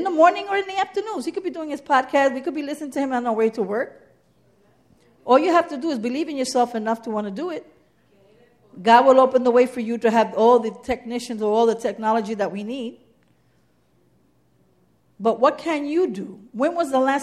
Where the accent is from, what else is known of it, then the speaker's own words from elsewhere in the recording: New York City, New York, United States; I'm from the Bronx.